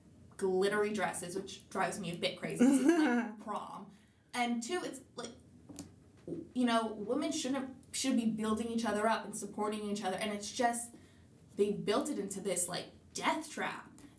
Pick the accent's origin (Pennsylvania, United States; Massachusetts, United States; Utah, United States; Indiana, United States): Utah, United States; growing up in Utah